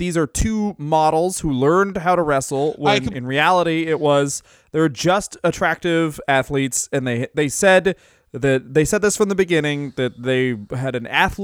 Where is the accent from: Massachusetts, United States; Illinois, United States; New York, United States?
Massachusetts, United States; Boston; I'm from Boston